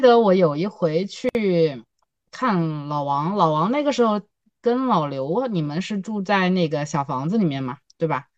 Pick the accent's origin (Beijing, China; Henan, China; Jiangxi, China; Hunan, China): Hunan, China; Chenzhou; moved away as an adult; now in Changsha, China; 我其实不长沙土著，我是一个湖南人，但是我是一个郴州人